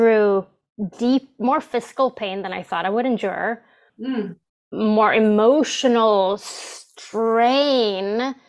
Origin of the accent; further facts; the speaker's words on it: Stockholm, Stockholm County, Sweden; English is a second language; moved away; the English teachers I had in school in Stockholm, Sweden